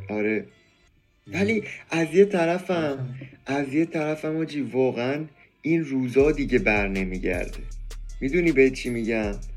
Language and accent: Persian; Iran; به عنوان یه ایرانی